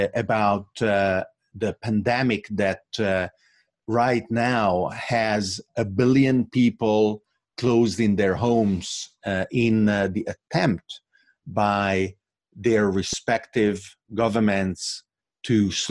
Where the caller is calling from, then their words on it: Bergamo, Lombardy, Italy; And I am actually talking from Bergamo, Italy, which in a completely unexpected manner, to me at least, became the epicenter of this pandemic.